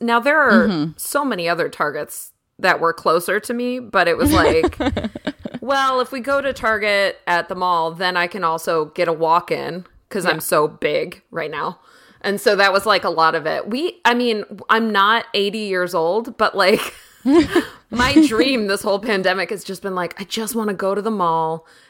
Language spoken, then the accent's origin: English; East Coast, United States; I think it's because I'm from the East Coast, so it's like, it's very kitschy and fun to me because I didn't grow up with it at all.